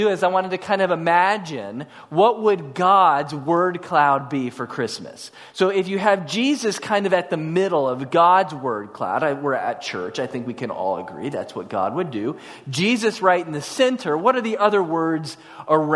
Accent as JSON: {"language": "English", "town": "Houston", "region": "Texas", "country": "United States", "also_born_or_lived": "College Station, Texas", "said": "I came from North Houston"}